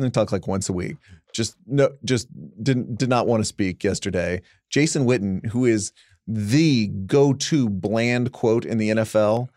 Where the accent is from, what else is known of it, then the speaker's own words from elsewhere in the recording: Dallas Fort Worth, Texas, United States; You and I grew up in Dallas Fort Worth.